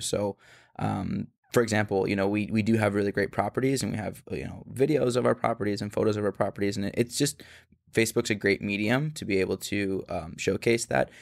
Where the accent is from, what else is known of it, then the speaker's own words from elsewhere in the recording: Phoenix, Arizona, United States; the same part of Phoenix that I'm from